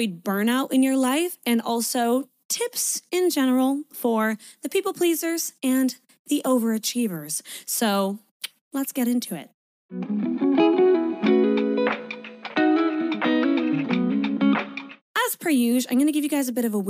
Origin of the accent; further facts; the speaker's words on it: Canada; moved away as an adult; now in Sydney, Australia; I'm a Canadian, but I'm currently living in Sydney, Australia. I've been here for 4 years